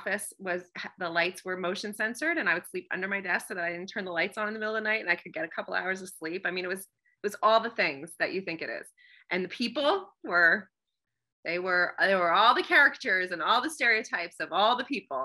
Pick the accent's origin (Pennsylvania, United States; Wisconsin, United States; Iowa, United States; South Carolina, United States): Pennsylvania, United States; moved away as an adult; also born or lived in New York / Washington, D.C.; I'm from Pennsylvania